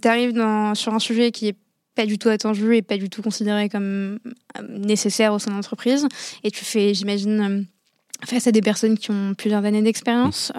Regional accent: Morocco; moved away as an adult; also born or lived in Paris; dans un lycée français à l'étranger, euh, parce que je viens du Maroc

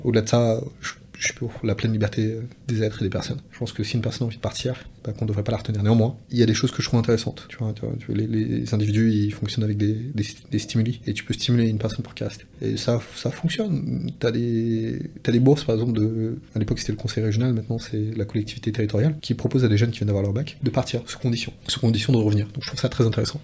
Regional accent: French Guiana; chez nous en Guyane

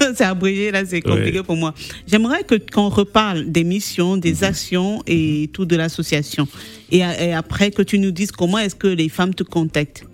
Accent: Senegal; chez nous en Afrique, bon, au Sénégal

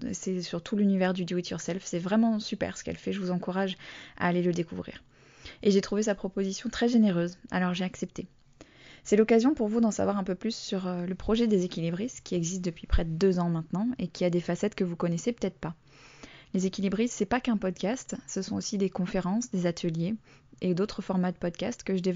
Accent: Bordeaux, Nouvelle-Aquitaine, France; also born or lived in United States; l'influence de mon enfance aux États-Unis sur le contenu et sur le ton de ce que je fais, de ce que ça signifie lancer un projet depuis la province. ben oui, parce que je suis bordelaise.

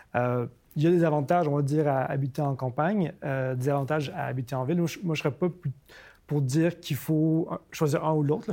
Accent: Montreal, Quebec, Canada; also born or lived in Tokyo, Japan; je suis né à Tokyo, j'ai grandi à Montréal

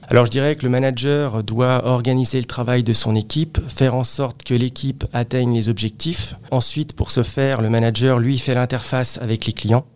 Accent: Créteil, Île-de-France, France; je suis originaire euh, de la région parisienne, plus précisément euh, de la ville de Créteil

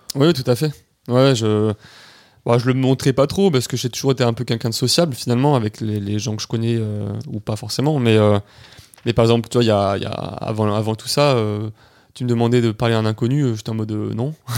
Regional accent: Nice, Provence-Alpes-Côte d'Azur, France; je suis niçois

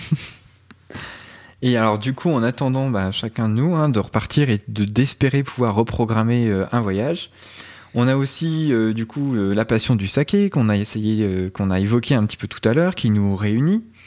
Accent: Burgundy, Bourgogne-Franche-Comté, France; also born or lived in Dijon; je suis originaire de Bourgogne j'ai fait mes études à Dijon je me suis installé à Dijon

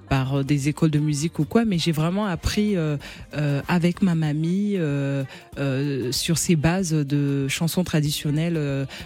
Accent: Mayotte; Ouais, parce que j'ai vraiment ces trois, ces trois origines que je porte fièrement. Je suis comorienne, maorèse malgache.

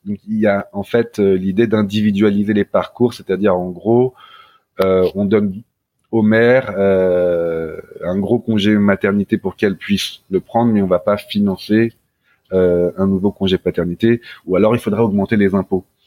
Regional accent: Paris, Île-de-France, France; also born or lived in Norway; je suis un petit Parisien

